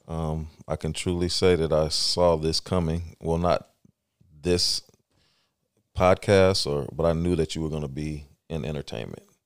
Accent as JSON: {"language": "English", "town": "East Palo Alto", "region": "California", "country": "United States", "tie": "born or raised there", "also_born_or_lived": "San Mateo", "moved": "as an adult", "lives_now": "Stockton, United States", "said": "I grew up in, uh, East Palo Alto and San Mateo."}